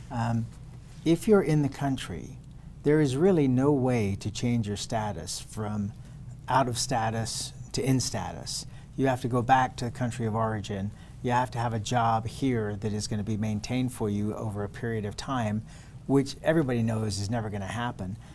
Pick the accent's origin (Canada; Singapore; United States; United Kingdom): United Kingdom; England; I came from England, so same story.